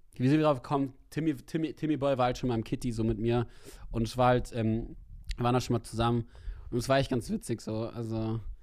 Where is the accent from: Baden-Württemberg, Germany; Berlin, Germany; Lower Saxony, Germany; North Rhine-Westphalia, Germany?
Berlin, Germany; als Berliner